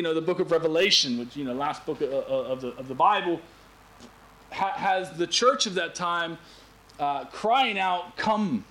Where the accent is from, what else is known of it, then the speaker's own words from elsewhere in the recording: United States; moved away; All my years, growing up in America